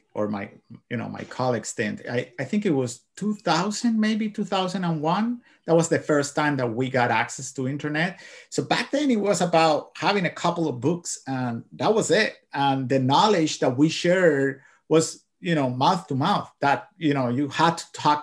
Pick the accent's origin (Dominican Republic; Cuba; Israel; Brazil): Cuba; moved away as an adult; now in United States; I am from Cuba. Yeah. I came here to United States back in 2009